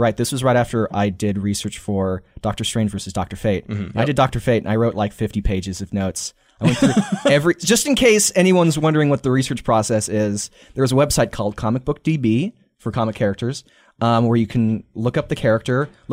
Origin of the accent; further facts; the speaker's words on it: New York City, New York, United States; I'm from New York. I'm New York City.